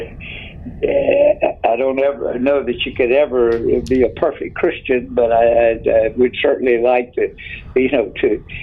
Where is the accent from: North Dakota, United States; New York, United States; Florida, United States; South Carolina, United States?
South Carolina, United States; Cheraw; it's a great place to be from